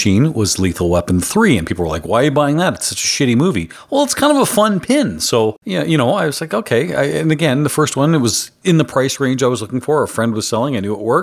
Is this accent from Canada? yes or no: yes; Canada; I'm the Canadian